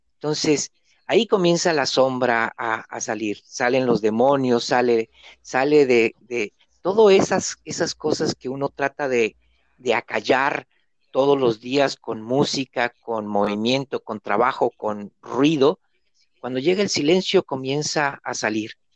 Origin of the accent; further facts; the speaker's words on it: Mexico; now in Argentina; Yo soy mexicano, vivo aquí en Argentina, estoy solo